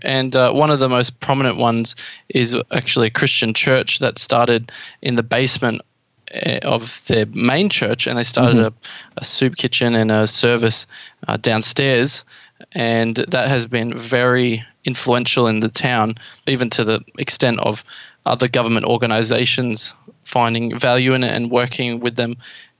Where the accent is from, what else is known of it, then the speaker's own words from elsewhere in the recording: Toowoomba, Queensland, Australia; I'm from Toowoomba